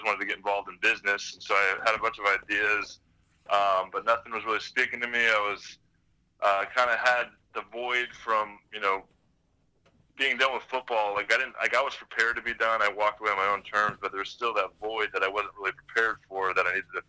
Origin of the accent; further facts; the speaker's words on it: Anaheim, California, United States; moved away as an adult; also born or lived in Las Vegas / Atlanta / Tampa; Up in Southern California in Orange County, Anaheim.